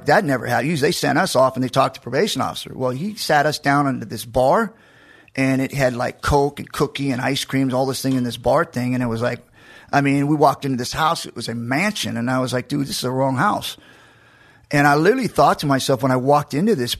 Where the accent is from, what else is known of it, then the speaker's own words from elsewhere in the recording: Macon, Georgia, United States; I was born in Georgia, in Macon, and I was at Warner Robins Hospital